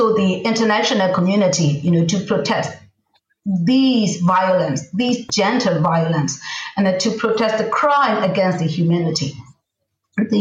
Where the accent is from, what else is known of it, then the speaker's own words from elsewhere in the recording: Yangon, Yangon Region, Myanmar; moved away as an adult; now in Kilkenny, Ireland; I was born in Yangon, which is the former capital city of Myanmar.